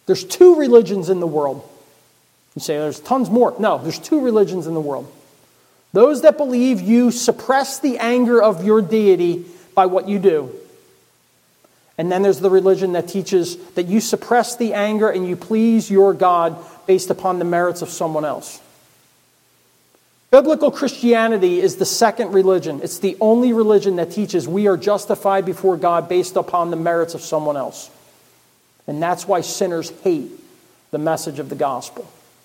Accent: Philadelphia, Pennsylvania, United States; born there; I was born in Philadelphia. Never lived in Philadelphia.

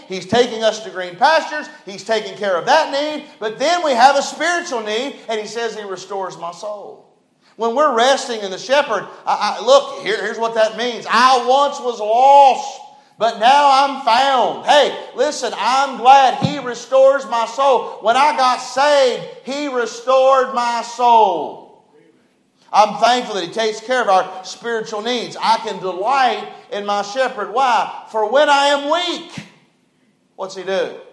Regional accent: West Virginia, United States; I was born in West Virginia.

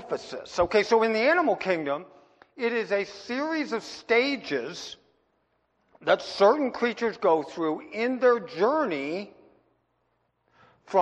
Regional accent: Pennsylvania, United States; now in Wyoming, United States; when I was a kid growing up in Pennsylvania

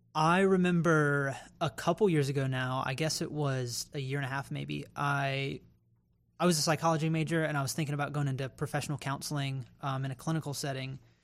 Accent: Raleigh, North Carolina, United States; moved away as an adult; now in Columbia, United States; I grew up in Raleigh, North Carolina, the capital city of North Carolina

